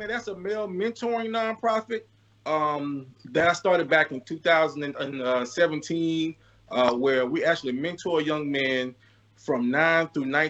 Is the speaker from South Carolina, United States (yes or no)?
yes; Columbia, South Carolina, United States; born or raised there